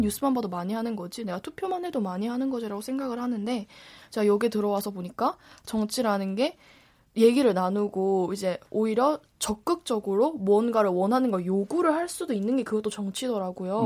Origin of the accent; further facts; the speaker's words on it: South Gyeongsang, South Korea; 저는 사실 제가 고향이 경상남도예요